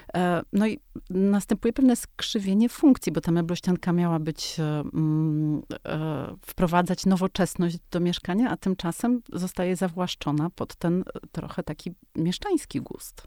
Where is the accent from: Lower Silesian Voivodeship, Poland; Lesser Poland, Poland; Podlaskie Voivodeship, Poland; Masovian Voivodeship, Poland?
Masovian Voivodeship, Poland; Warsaw; o Ursynowie, na którym się wychowywałam w latach 80